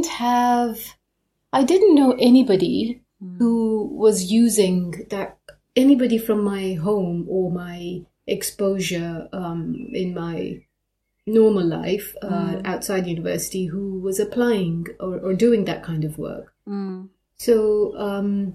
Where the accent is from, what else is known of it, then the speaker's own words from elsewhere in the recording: Mombasa, Mombasa County, Kenya; now in Nottingham, United Kingdom; I grew up in Mombasa, in Kenya